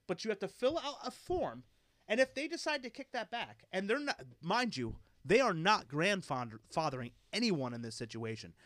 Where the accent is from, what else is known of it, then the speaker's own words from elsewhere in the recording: Philadelphia, Pennsylvania, United States; I grew up in Philadelphia